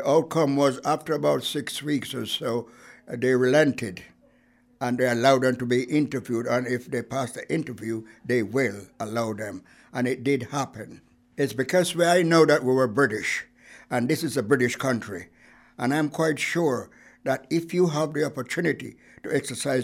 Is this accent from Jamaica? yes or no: yes; Saint Mary Parish, Jamaica; moved away as an adult; now in Bristol, United Kingdom; I am from Jamaica. I was born in parish of St. Mary.